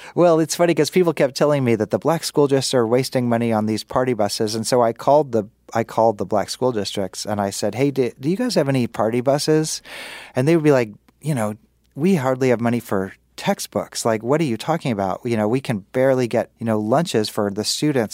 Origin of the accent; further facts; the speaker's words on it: Kansas City, United States; I'm from Kansas City